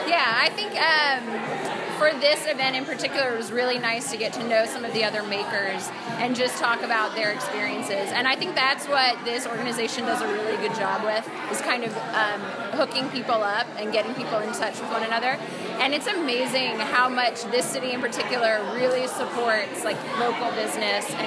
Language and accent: English; Alexandria, Virginia, United States; now in Washington, United States; So I grew up in Alexandria, and so started living in different neighborhoods around DC